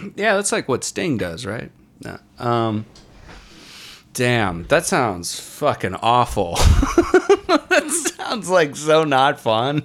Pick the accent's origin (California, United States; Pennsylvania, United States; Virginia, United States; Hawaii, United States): Virginia, United States; Warrenton; my hometown of Warrenton, Virginia